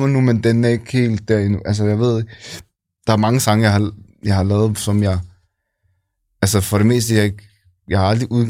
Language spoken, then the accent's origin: Danish; Copenhagen, Capital Region of Denmark, Denmark; nej, jeg er her fra København.